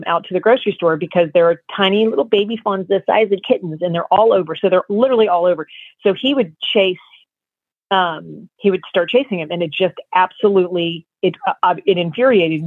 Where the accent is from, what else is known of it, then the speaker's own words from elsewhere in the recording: New Jersey, United States; I'm from Jersey